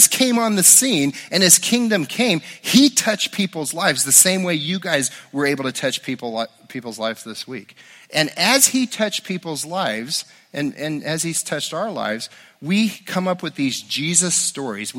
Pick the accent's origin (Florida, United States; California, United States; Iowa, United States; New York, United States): California, United States; Southern; I grew up in Southern California